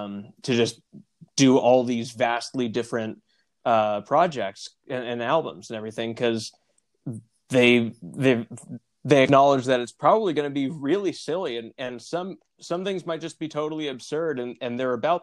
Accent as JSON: {"language": "English", "town": "Seattle", "region": "Washington", "country": "United States", "tie": "born or raised there", "moved": "yes", "lives_now": "California, United States", "said": "I was driving up to Seattle, That's where I grew up."}